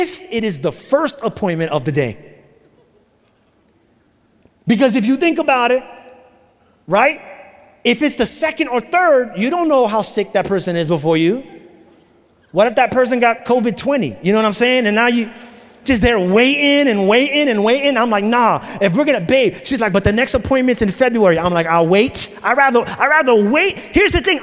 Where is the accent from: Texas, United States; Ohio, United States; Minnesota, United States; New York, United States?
New York, United States; New York City; now in Florida, United States; I grew up in New York City